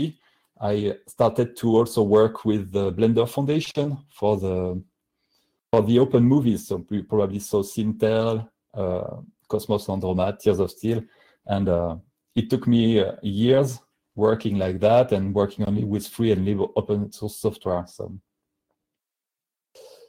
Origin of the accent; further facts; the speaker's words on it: France; accent: heavy French; English is a second language; my heavy French accent